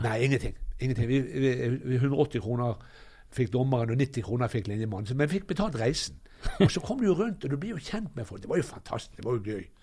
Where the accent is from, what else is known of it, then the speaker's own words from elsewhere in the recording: Norway; also born or lived in United States; Vi kom jo fra Amerika, jeg har amerikansk far, og min mor kom her og gifte seg igjen